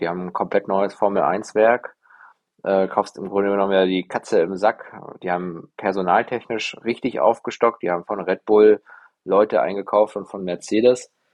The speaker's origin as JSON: {"language": "German", "country": "Germany", "said": "als, als Deutsche"}